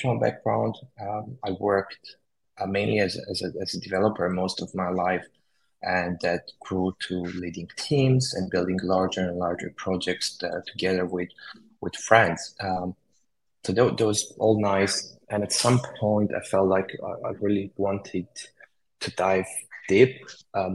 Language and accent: English; Romania; moved away as an adult; also born or lived in United Kingdom; I was born in Romania and then I moved to the UK to study computer science.